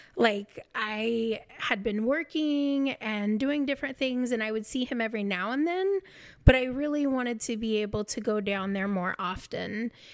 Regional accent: Kansas, United States; moved away as an adult; also born or lived in Oklahoma; I'm from Kansas

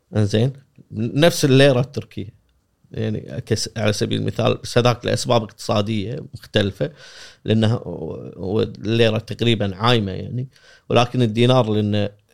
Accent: Kuwait; احنا بالكويت

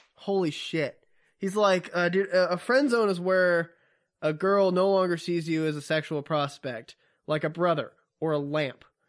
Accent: the South, United States; I'm from the South

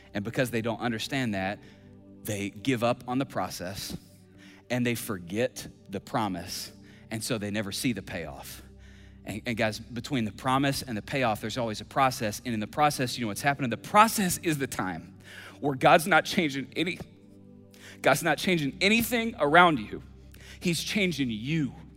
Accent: Kentucky, United States; I'm from Kentucky

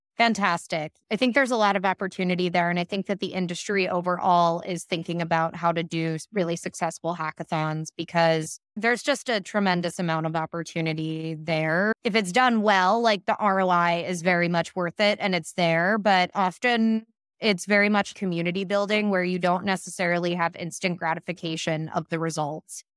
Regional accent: Pittsburgh, Pennsylvania, United States; now in New York City, United States; I'm from Pittsburgh, Pennsylvania, which is an extremely homogenous place

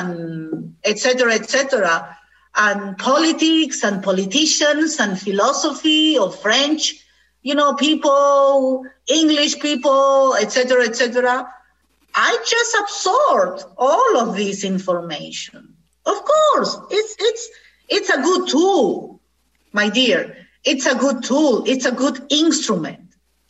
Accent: India; English is a second language; I am so proud of being Indian. That is the truth. I'm so proud to be Indian

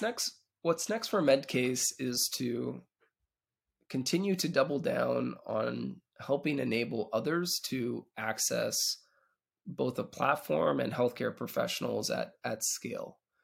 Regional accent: Canada; moved away as an adult; now in Israel; I'm originally actually from Canada, and, uh, moved out to Israel about a dec-, decade ago

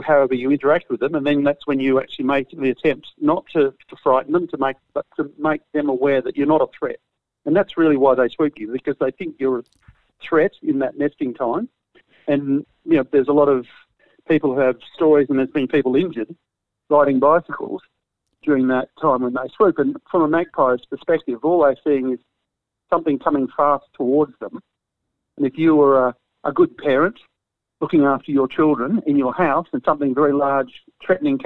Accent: Perth, Western Australia, Australia; I grew up with magpies in Perth

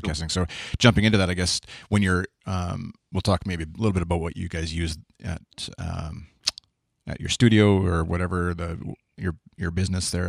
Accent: Canada; accent: Canadian; my bland Canadian accent

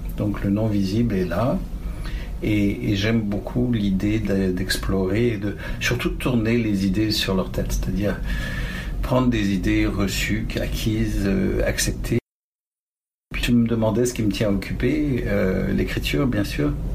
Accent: Paris, Île-de-France, France; also born or lived in Tanganyika / Nice; now in Ontario, Canada; j'étais été élevé à Paris en fait, et j'ai fini mes études à Nice

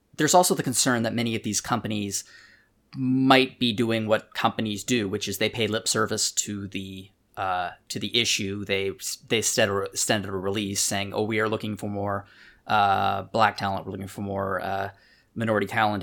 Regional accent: Canada; We're both Canadian

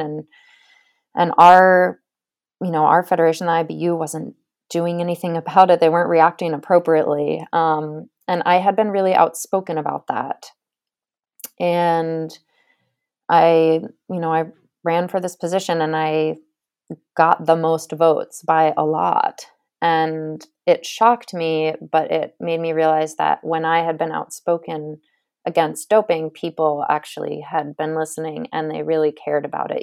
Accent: Cape Elizabeth, Maine, United States; I'm from Cape Elizabeth, Maine

